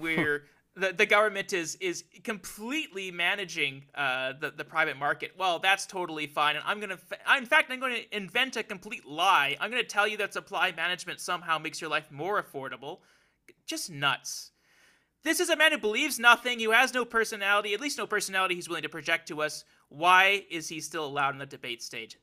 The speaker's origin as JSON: {"language": "English", "region": "Alberta", "country": "Canada", "tie": "born or raised there", "said": "I was growing up there"}